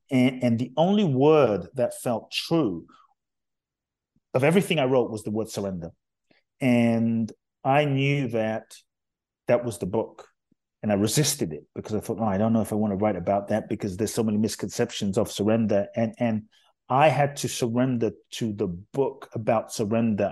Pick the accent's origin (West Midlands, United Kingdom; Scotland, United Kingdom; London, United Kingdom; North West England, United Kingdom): London, United Kingdom; born or raised there; also born or lived in Ghana; now in United States